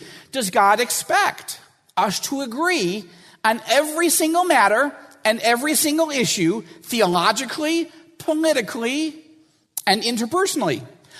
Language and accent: English; Washington, United States; And I know this will sound like I'm from Washington, and I am.